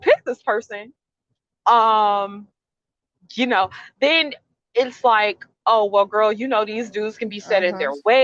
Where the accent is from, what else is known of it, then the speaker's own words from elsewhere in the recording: the South, United States; growing up in the South